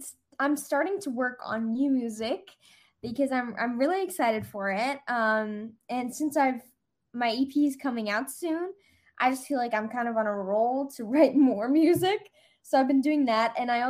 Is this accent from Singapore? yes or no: yes; Singapore; also born or lived in Austria; now in Los Angeles, United States; But I'm Austrian, but I grew up in Singapore, which I said at the beginning.